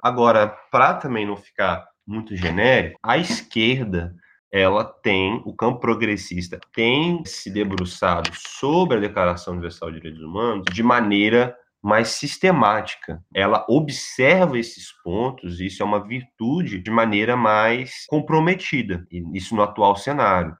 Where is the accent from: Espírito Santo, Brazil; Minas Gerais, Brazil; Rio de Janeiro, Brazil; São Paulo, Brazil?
Rio de Janeiro, Brazil; Volta Redonda; now in Rio de Janeiro, Brazil; eu sou do interior do estado, de Volta Redonda. Na verdade, eu sou fluminense, mas já vivo aqui no Rio de Janeiro como carioca há uns 10 anos